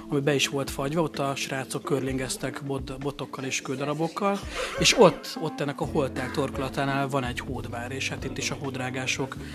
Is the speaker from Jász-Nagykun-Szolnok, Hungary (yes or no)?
yes; Jászberény, Jász-Nagykun-Szolnok, Hungary; Hát az agyba az én is kötődöm, mert részben én onnan származom, úgyhogy én nyaranta többször fürödtem benne egy jászberény jásztalák környékén